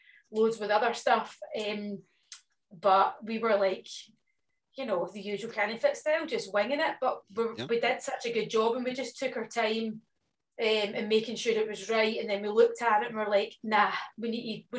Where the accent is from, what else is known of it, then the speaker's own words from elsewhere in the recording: Scotland, United Kingdom; being Scottish